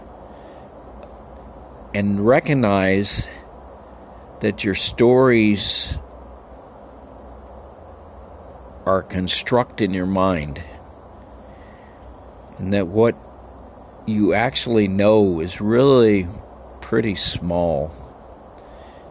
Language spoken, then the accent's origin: English; El Paso, Texas, United States; There were 70% Mexicans when I grew up, and there's 80% now